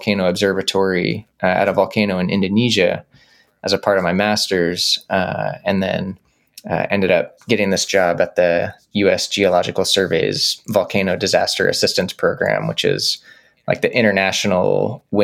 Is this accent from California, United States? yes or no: no; Dallas, Texas, United States; I grew up in Dallas, Texas